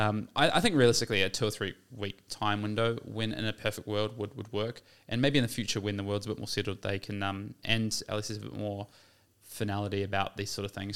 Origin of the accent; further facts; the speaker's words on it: New Zealand; as a New Zealander